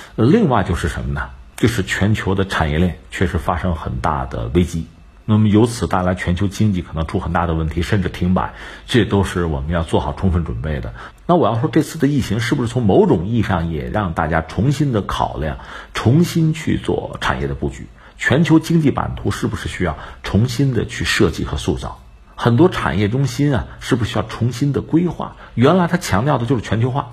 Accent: Hebei, China; 包括我们河北的

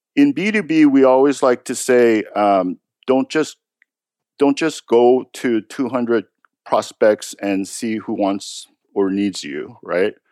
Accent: United States; I'm American

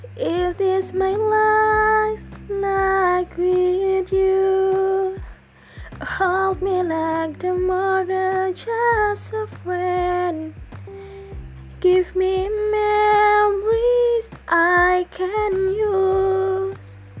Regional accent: Lupak, Central Kalimantan, Indonesia; I was born in Lupak, Middle Borneo, May 5th, 2000.

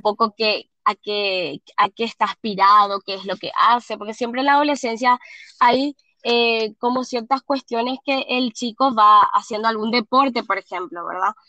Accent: Asunción, Paraguay; Yo soy de Paraguay, de Asunción, Paraguay, soy nutricionista

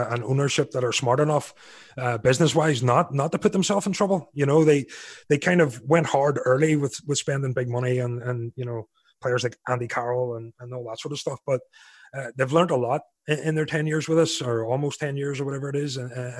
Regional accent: Ireland; Being an Irishman

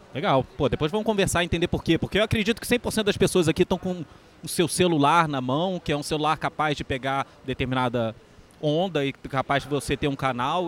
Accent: Rio de Janeiro, Brazil; sou carioca

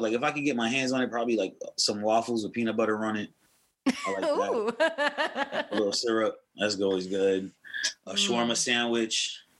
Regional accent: New York City, New York, United States; Yeah, I'm from Brooklyn. I'm from Flatbush.

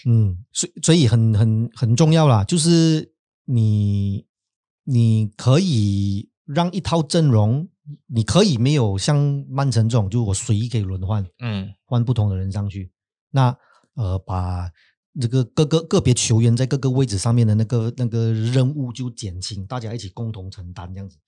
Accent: Malaysia; 我们马来西亚人

